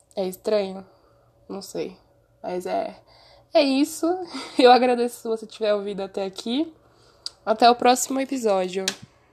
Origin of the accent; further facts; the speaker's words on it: Brazil; also born or lived in Osasco, São Paulo; como um bom brasileiro